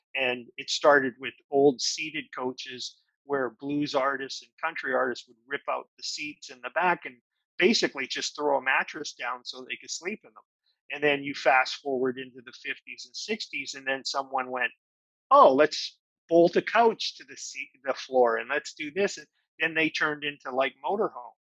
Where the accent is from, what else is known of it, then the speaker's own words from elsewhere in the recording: Winnipeg, Manitoba, Canada; also born or lived in Toronto, Canada; now in Nashville, United States; I come from Winnipeg